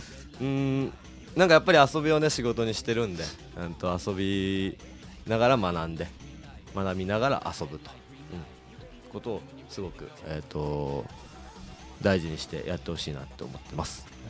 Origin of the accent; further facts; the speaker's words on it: Kawasaki, Kanagawa, Japan; 出身が川崎なんですけど